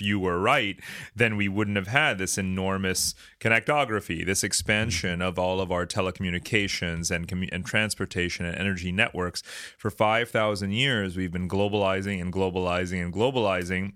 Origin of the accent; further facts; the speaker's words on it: New York City, New York, United States; I'm from New York City